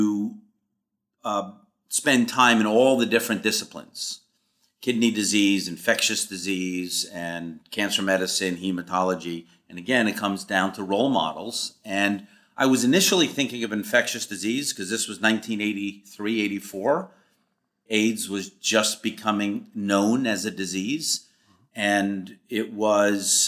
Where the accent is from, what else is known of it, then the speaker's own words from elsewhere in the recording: New York City, New York, United States; moved away as an adult; also born or lived in Boston, Massachusetts; I grew up in Forest Hills, first generation American